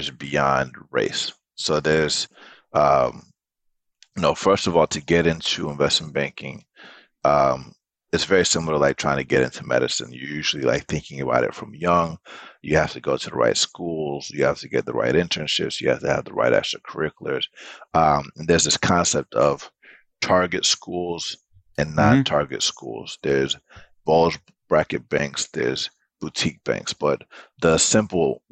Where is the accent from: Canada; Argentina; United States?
United States; Atlanta, Georgia; I did grow up in Atlanta